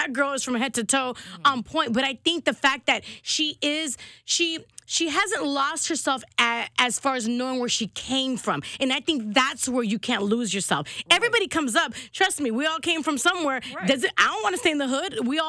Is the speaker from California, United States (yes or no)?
yes; Compton, California, United States; I was born in Compton.